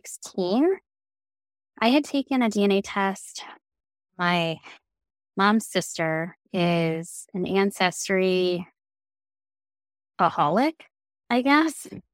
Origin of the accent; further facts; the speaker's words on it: Detroit, Michigan, United States; I grew up in the Metro Detroit area